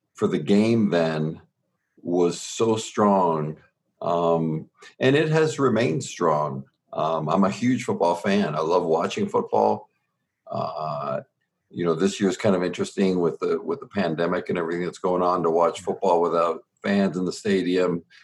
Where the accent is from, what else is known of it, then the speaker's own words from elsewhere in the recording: Southern Ontario, Canada; born and raised in Southern Ontario in Canada, we were 45 minutes from Buffalo and about 3 hours from Detroit